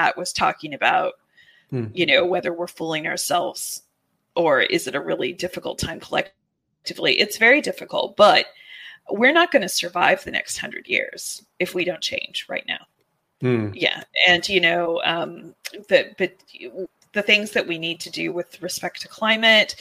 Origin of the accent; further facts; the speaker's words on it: California, United States; I'm from California